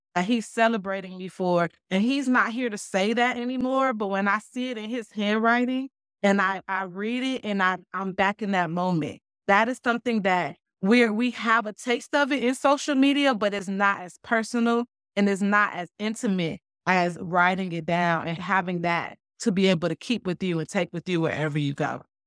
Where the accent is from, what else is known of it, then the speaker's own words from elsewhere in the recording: Miami, Florida, United States; moved away as an adult; now in Jonesboro, United States; I was born and raised in Miami, so I didn't anticipate any culture shock because I'm right here in my hometown.